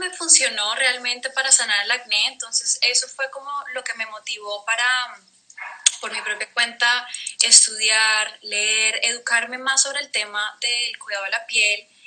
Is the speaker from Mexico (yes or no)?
no; Colombia; now in Netherlands; Eh, yo soy colombiana, soy de Colombia. Vivo en Holanda. Ya llevo, digamos que varios años viviendo pues fuera de casa.